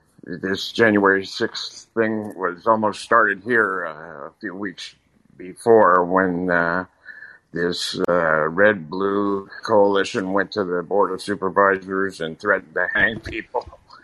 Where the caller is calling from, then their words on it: Redding, California, United States; I'm calling from Redding, California, Shasta County, a very red district